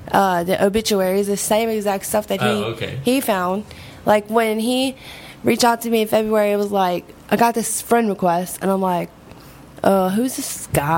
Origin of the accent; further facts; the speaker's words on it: Gonzales, Louisiana, United States; this girl that I grew up with in Gonzales, Louisiana.